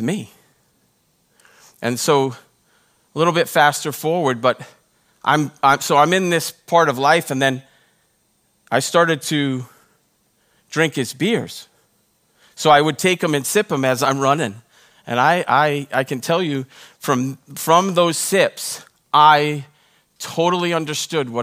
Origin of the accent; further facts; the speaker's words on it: Rhode Island, United States; now in Texas, United States; when I was growing up, I grew up in Rhode Island